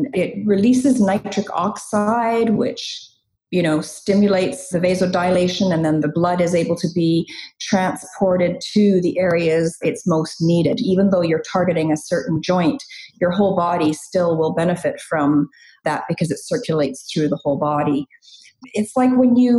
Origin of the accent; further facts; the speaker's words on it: Chilliwack, British Columbia, Canada; also born or lived in England; I immigrated from England when I was 6 years old, and I've been in Chilliwack ever since.